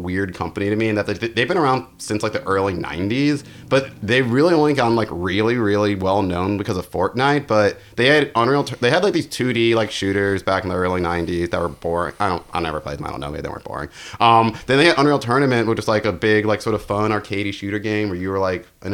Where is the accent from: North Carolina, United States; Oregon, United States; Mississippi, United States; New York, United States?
North Carolina, United States; I'm from North Carolina